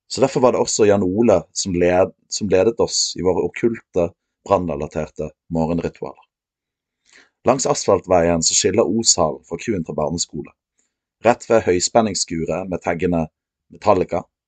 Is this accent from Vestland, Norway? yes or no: yes; Os, Vestland, Norway; jeg er fra Os